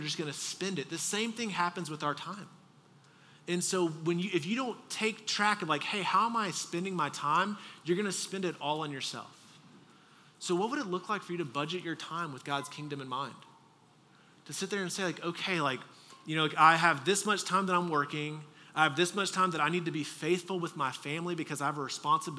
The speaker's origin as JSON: {"language": "English", "region": "Texas", "country": "United States", "moved": "yes", "said": "I'm from Texas"}